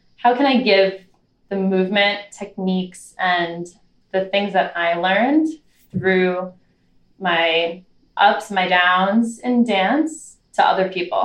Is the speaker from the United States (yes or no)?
yes; New York, United States; I grew up in New York